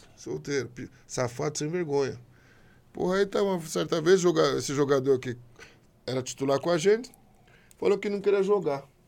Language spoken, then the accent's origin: Portuguese; Brazil; Eu sou brasileiro. Brasileiro, minha nacionalidade, sou o quê? Brasil